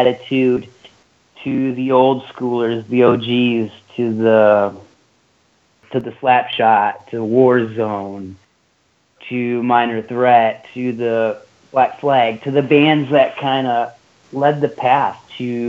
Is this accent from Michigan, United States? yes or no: yes; Iron Mountain, Michigan, United States; moved away as an adult; now in Chicago, United States; I played hockey growing up in Iron Mountain, Michigan, my whole life